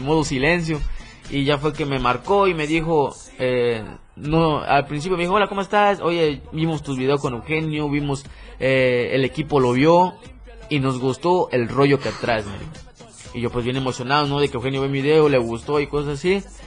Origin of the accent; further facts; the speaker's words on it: Chiapas, Mexico; soy de Chiapas, tal lugar.